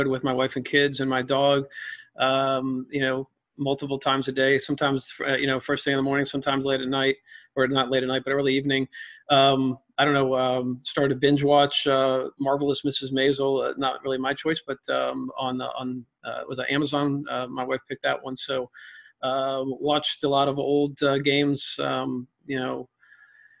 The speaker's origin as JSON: {"language": "English", "region": "Maryland", "country": "United States", "tie": "born or raised there", "moved": "yes", "said": "I grew up in Maryland."}